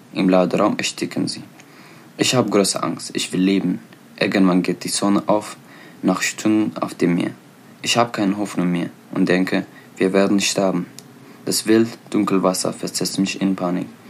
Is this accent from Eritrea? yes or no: yes; Eritrea; German is a second language; now in Germany; ich komme aus Eritrea. Ich liebe meine Heimat.